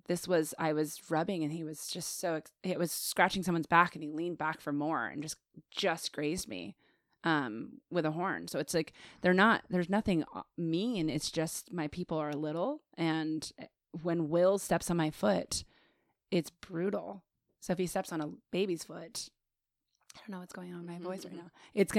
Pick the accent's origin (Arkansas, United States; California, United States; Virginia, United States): Virginia, United States; born there; also born or lived in Greece; I was born in Virginia.